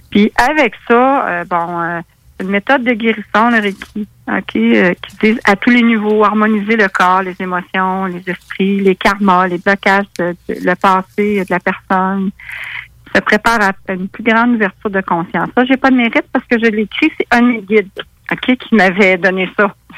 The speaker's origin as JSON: {"language": "French", "town": "Quebec City", "region": "Quebec", "country": "Canada", "moved": "yes", "lives_now": "Rivière-à-Pierre, Canada", "said": "je viens de Québec, je reste à Rivière-à-Pierre"}